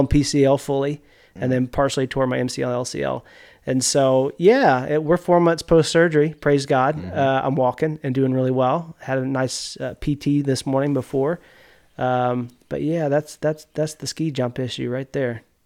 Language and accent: English; Bentonia, Mississippi, United States; moved away as an adult; now in Missouri, United States; I grew up in Yazoo County in Bentonia